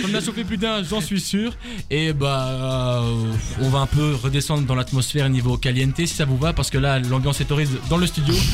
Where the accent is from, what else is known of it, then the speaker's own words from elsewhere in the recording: Bourgogne-Franche-Comté, France; Je viens de France.